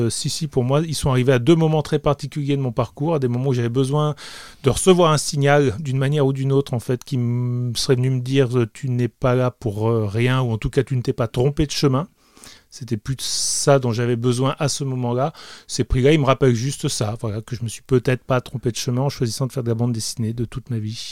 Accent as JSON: {"language": "French", "country": "France", "tie": "born or raised there", "also_born_or_lived": "Liguria, Italy", "said": "je suis né en France, mais j'ai passé énormément de temps en Italie et dans cette région-là."}